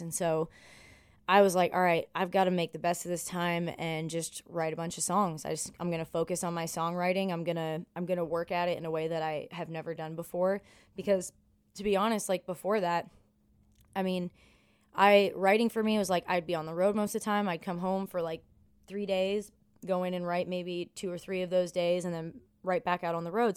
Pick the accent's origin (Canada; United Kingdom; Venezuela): Canada; Ontario; moved away as an adult; also born or lived in Buffalo, New York; now in Nashville, United States; I'm from Ontario